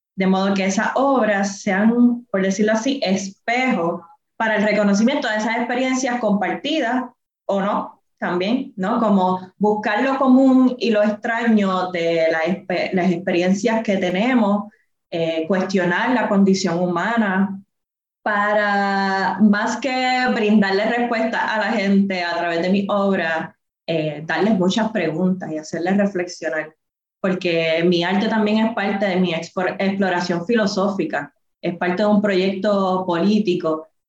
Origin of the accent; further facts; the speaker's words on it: Adjuntas, Puerto Rico; soy del barrio Portillo de Ajuntas, del Montecito, vengo de, de trabajar en la finca y coger café de toda mi vida